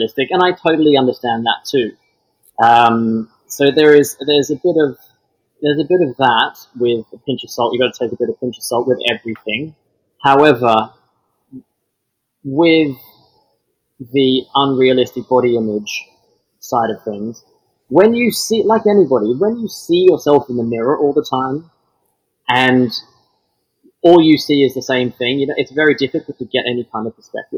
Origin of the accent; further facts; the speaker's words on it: Melbourne, Victoria, Australia; moved away as an adult; now in United Kingdom; Born and raised in Australia